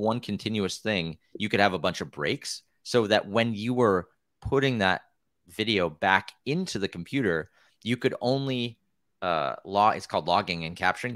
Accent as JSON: {"language": "English", "region": "Wisconsin", "country": "United States", "tie": "born or raised there", "also_born_or_lived": "Pennsylvania", "moved": "as an adult", "lives_now": "Oregon, United States", "said": "I grew up in Wisconsin where there's actually quite a bit of cross-country trails and stuff"}